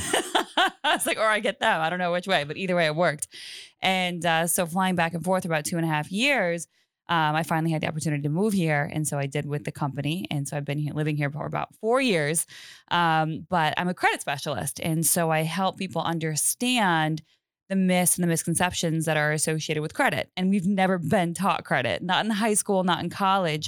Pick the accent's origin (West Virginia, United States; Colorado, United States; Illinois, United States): Colorado, United States; I'm originally from Colorado, uh, cool. uh, born and raised